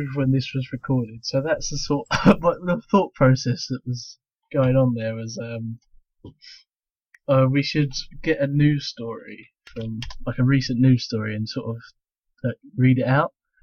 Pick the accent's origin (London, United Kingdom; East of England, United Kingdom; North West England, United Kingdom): East of England, United Kingdom; Essex; I'm from Essex in the UK